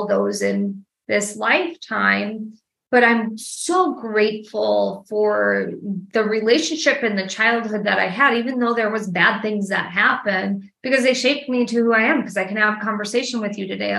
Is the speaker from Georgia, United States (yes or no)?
no; Milwaukee, Wisconsin, United States; now in Nashville, United States; I'm from Wisconsin, actually, originally. I'm from Milwaukee.